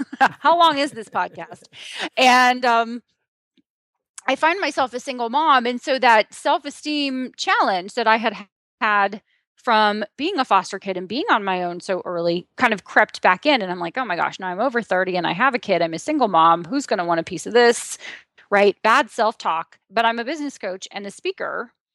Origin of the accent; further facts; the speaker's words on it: Southeastern Ohio, United States; I'm from Southeastern Ohio